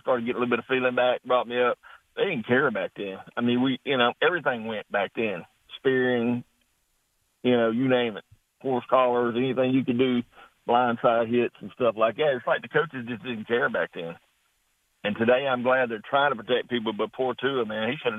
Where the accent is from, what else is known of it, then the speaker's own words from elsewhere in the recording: East Texas, United States; now in South Carolina, United States; I grew up in East Texas and played football there, you know, from seventh grade all the way to high school.